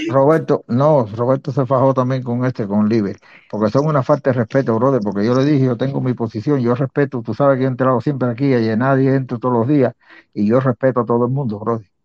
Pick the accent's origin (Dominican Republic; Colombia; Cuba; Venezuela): Cuba; los que fusilaron, los que han matado, todos somos cubanos. Y le dije, yo estoy en contra del embargo